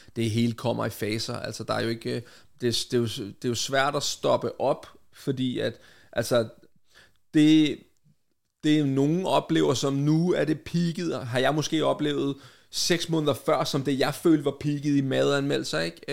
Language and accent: Danish; Vestegnen, Capital Region of Denmark, Denmark; min opvækst på Vestegnen